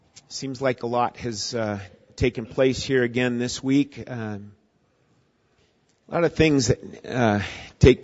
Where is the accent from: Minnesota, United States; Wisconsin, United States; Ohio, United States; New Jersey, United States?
Minnesota, United States; I grew up in Minnesota